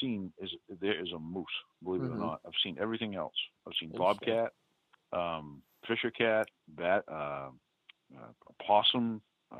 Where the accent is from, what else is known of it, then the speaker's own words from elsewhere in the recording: New England, United States; accent: New England; And it's a wicked, wicked good, that's my New England accent, wicked good